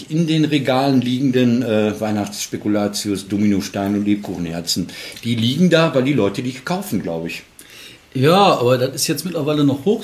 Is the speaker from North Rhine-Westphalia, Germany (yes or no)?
yes; Marl, North Rhine-Westphalia, Germany; ist dann zur Triennale in die Kohlewäsche nach Mahl, meiner Heimatstadt, gefahren